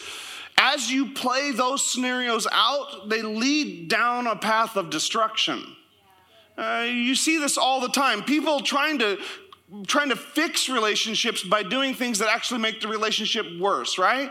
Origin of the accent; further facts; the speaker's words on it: Sitka, Alaska, United States; moved away; also born or lived in Canada; my hometown was in the ad. Sitka, Alaska